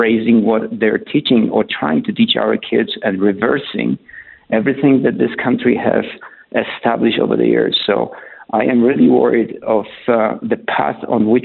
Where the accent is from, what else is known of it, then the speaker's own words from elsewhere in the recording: Poland; moved away as an adult; also born or lived in Germany / Canada; now in Colorado, United States; I was born in Poland in the 60s.